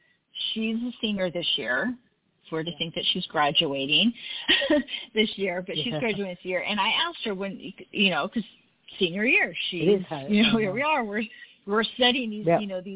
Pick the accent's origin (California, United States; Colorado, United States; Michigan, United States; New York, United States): California, United States; also born or lived in Utah; I grew up in California